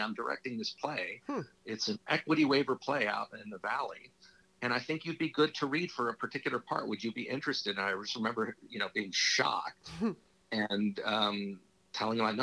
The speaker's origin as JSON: {"language": "English", "town": "Los Angeles", "region": "California", "country": "United States", "tie": "born or raised there", "said": "I grew up in Hollywood."}